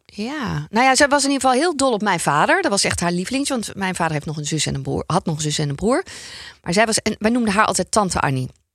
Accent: North Brabant, Netherlands; ik kom ook uit Brabant

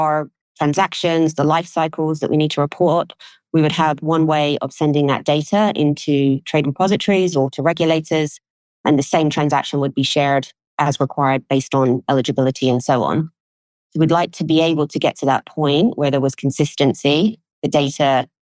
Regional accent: London, United Kingdom; I grew up in London, was very aware of the city and really wanted to be part of it.

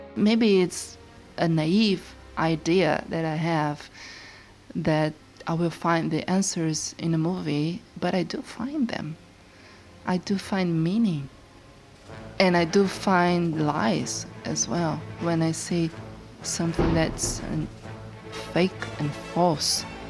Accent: Brazil; moved away as an adult; also born or lived in Sao Paulo; now in London, United Kingdom; I had done everything I had to do in Brazil regarding work and my personal life in these 37 years.

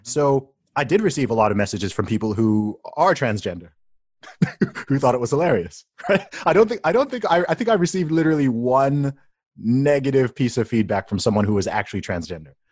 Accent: Saudi Arabia; now in United Kingdom; I grew up in Saudi Arabia

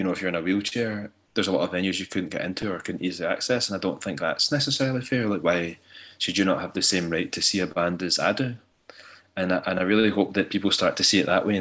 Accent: Ayrshire, Scotland, United Kingdom; I grew up in Ayrshire and it's a very working class area

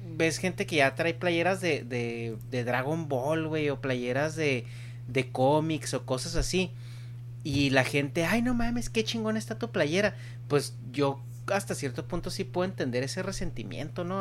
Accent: Chihuahua, Mexico; yo que crecí en México

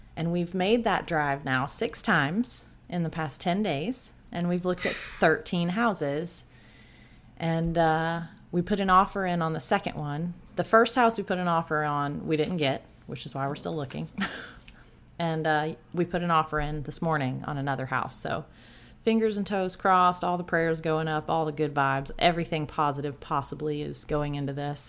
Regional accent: South Georgia, United States; I grew up in South Georgia

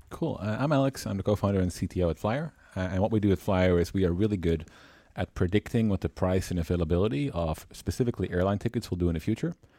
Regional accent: Netherlands; born and raised in the Netherlands, traveled a lot through Europe, uh, and the rest of the world

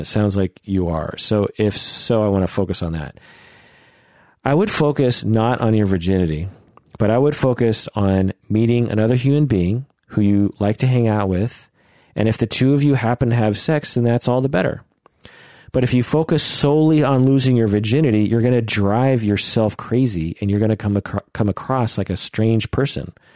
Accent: Pacific Northwest, United States; I was born and raised in the Pacific Northwest.

